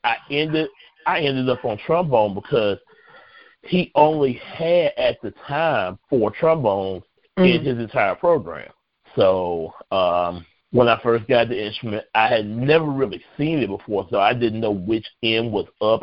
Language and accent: English; Macon, Georgia, United States; I am from Macon, Georgia